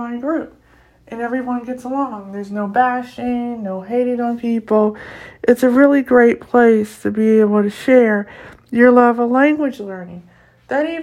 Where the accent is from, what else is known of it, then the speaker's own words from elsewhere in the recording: United States; I come from North America, I come from the U.S.